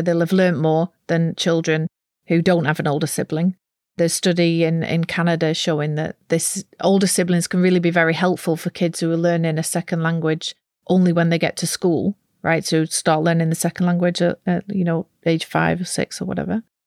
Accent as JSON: {"language": "English", "area": "near Preston", "region": "North West England", "country": "United Kingdom", "tie": "born or raised there", "accent": "Lancashire", "moved": "as an adult", "lives_now": "Netherlands", "said": "I grew up in a very monolingual part of England, or at least it was then, in the northwest of England, near Preston"}